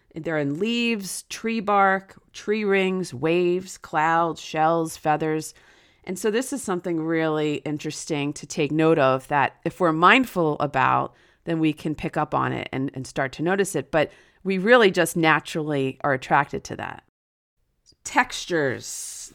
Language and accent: English; New Jersey, United States; now in Florida, United States; my hometown in New Jersey